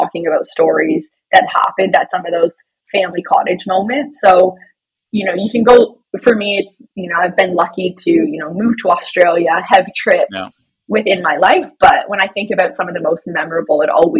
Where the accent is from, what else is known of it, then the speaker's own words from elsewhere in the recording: London, Ontario, Canada; I am originally from London, Ontario